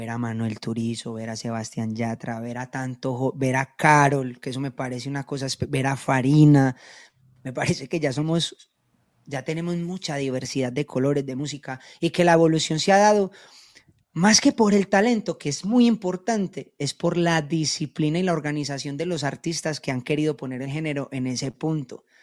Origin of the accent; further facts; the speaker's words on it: Colombia; nosotros como colombianos deberíamos estar más unidos unos con otros, así como lo logran los boricuas.